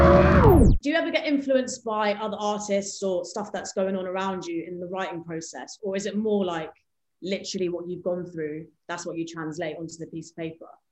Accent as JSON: {"language": "English", "region": "England", "country": "United Kingdom", "tie": "born or raised there", "said": "I was born and raised in England, so I'm like British in one sense"}